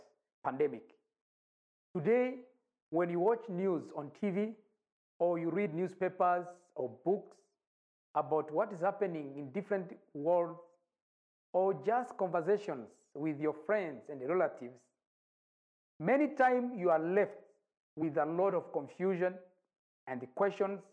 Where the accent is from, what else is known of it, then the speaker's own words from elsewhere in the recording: Rwanda; now in Nairobi, Kenya; I'm from Rwanda. I live in Nairobi, Kenya